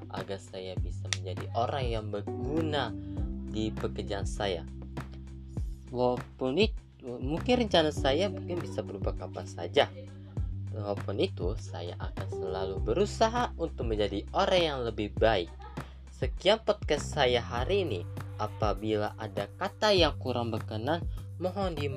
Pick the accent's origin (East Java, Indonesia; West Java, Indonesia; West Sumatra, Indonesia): West Java, Indonesia; Bekasi; Saya dari kelompok 2. Saya berasal dari Bekasi